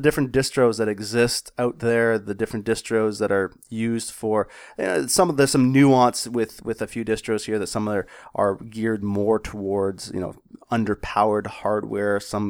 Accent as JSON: {"language": "English", "country": "Canada", "said": "As a Canadian and a hockey player"}